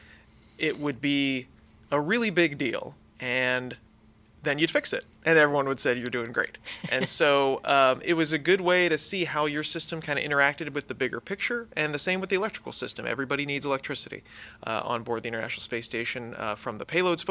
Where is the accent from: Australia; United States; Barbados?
United States; Pittsburgh, Pennsylvania; moved away; I was born and raised in Pittsburgh, Pennsylvania